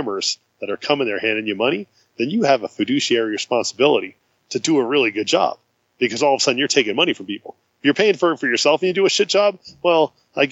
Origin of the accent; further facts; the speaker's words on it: New Jersey, United States; moved away; born and raised in New Jersey